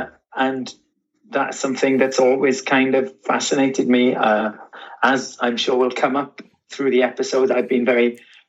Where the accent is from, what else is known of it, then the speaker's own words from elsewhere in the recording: Wales, United Kingdom; Well, and obviously we are both from Wales.